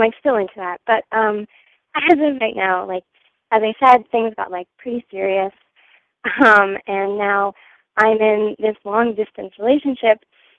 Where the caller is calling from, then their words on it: New Mexico, United States; I'm 21 and I'm currently calling from New Mexico, but I was in France these past 6 months and I just got back to the U.S. like a couple weeks ago.